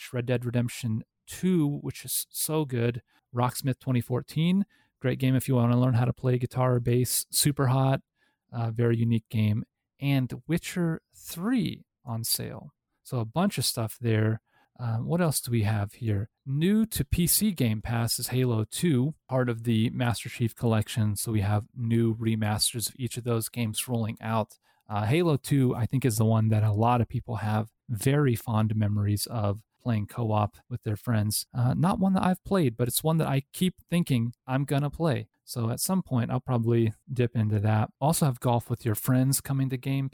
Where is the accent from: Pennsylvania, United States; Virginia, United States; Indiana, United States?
Indiana, United States; Indianapolis, Indiana, which is my home state